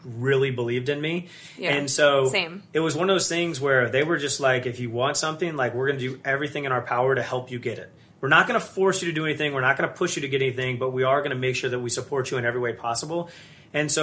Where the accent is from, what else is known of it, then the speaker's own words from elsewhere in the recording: St. Louis, Missouri, United States; I grew up in St. Louis